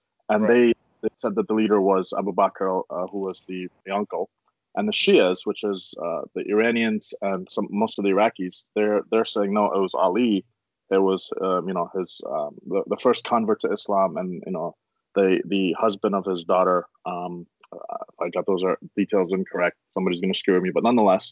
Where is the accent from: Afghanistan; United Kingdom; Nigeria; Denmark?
Afghanistan; moved away; I was born in Afghanistan